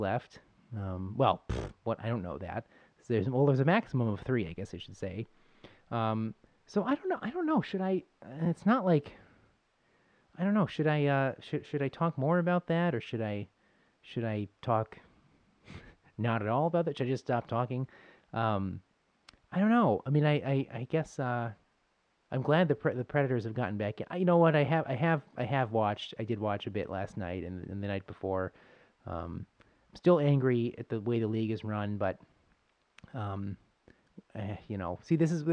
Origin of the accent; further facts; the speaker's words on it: Buffalo, New York, United States; moved away; I'm from Buffalo